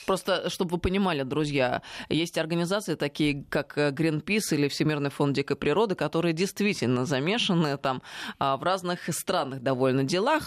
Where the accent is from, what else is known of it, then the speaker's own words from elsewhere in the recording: Russia; я из Алтая